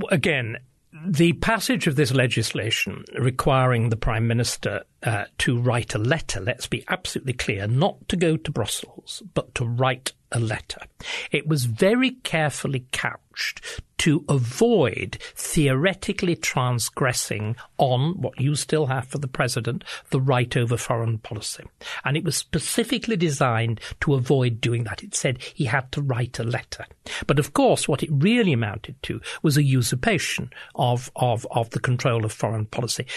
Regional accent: England, United Kingdom; I speak as an Englishman

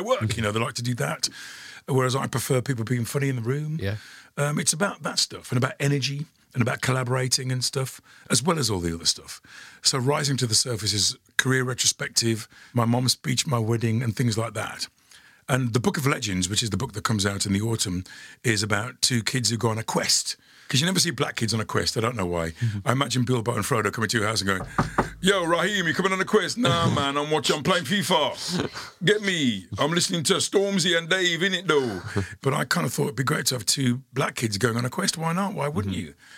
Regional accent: Dudley, West Midlands, United Kingdom; being a teenager and growing up in Dudley

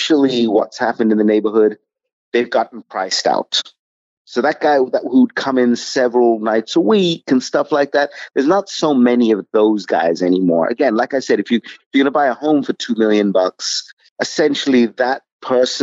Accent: London, United Kingdom; now in Brooklyn, United States; I grew up in London

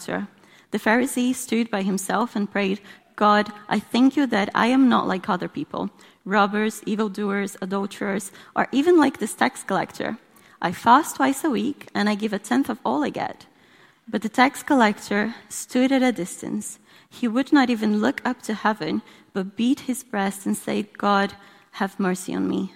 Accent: Brazil; moved away; in case you're trying to work out where my accent's from. I'm from Brazil.

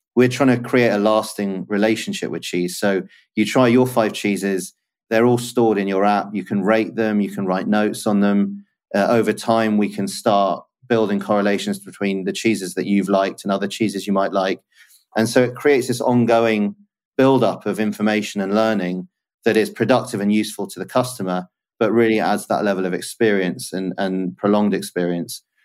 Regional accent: London, United Kingdom; also born or lived in Kingston / New Malden / Raynes Park / Newcastle; I grew up in southwest London

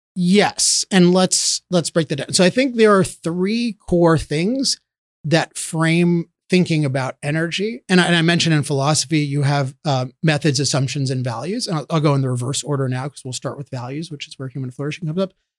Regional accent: Chevy Chase, Maryland, United States; I grew up near here in Chevy Chase, Maryland

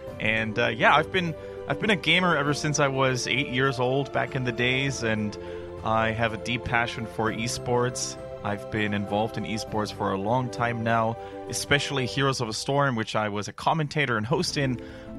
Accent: Germany; accent: German; English is a second language; also born or lived in Canada; No, I'm born and raised in Germany, but I did spend a lot of time in Canada during my studies, during my university time.

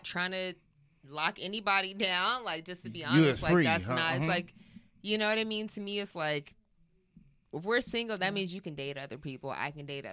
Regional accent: San Diego, California, United States; I'm from San Diego

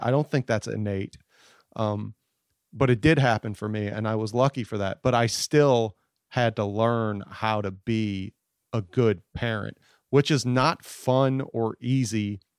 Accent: United States; I was born in the United States to, I didn't have to fight for meals, and we weren't constantly being threatened by cartel or anything like that, that I just grew up soft and sad.

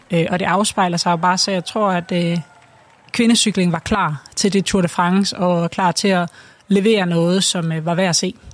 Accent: Denmark

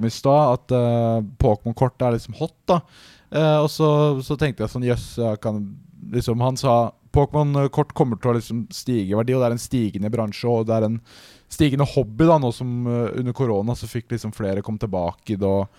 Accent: Porsgrunn, Telemark, Norway; now in Oslo, Norway; hjemme i Porsgrunn, Fordi jeg, det er der jeg er fra. Og så er jeg i Oslo nå

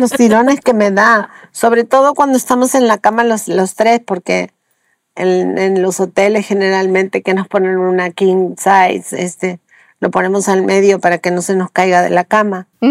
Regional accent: Patagonia, Argentina; moved away as an adult; now in Mexico; Yo nací en la Patagonia Argentina

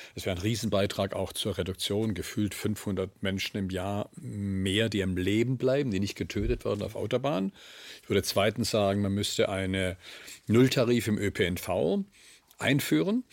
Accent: Swabia, Germany; ich bin Schwabe

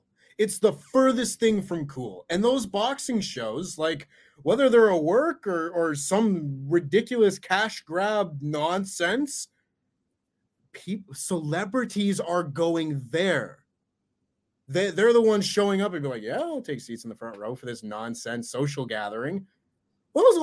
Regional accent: Canada; as a Canadian

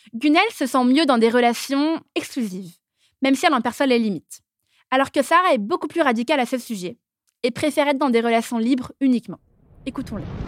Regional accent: Paris, Île-de-France, France; je suis née et j'ai grandi à Paris.

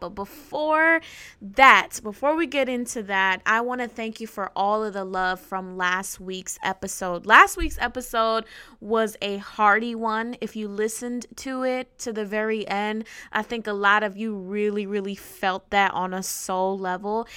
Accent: New Jersey, United States; I am from North Jersey

